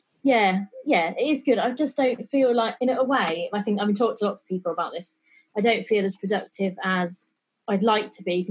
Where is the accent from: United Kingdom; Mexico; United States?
United Kingdom; East Northamptonshire, East Midlands; also born or lived in London; I grew up in East Northamptonshire